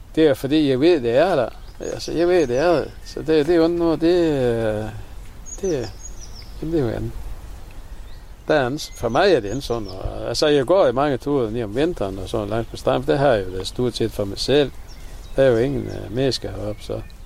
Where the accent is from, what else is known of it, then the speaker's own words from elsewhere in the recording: Vendsyssel, North Denmark Region, Denmark; accent: Vendelbomål; Vennelbomål her på vores egen